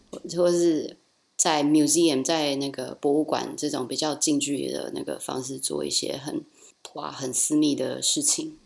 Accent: Taichung, Taiwan; moved away as an adult; also born or lived in Rotterdam, Netherlands; now in Brussels, Belgium; 我是台中的女儿

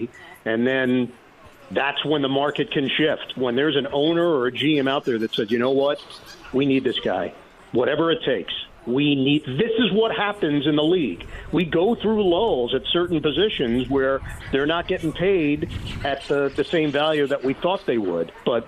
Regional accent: New York City, New York, United States; I'm from Queens, so … all of those guys grew up about 15 minutes from where I grew up.

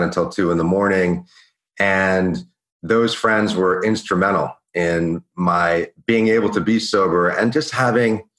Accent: Washington, D.C. and New York, East Coast, United States; moved away as an adult; also born or lived in Venice, California; I grew up on the East Coast in Washington, D.C. and New York in a fairly affluent family

